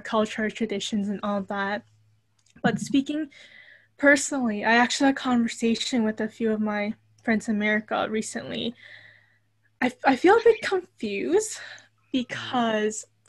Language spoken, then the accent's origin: English; Toronto, Ontario, Canada; I was born and raised here in Toronto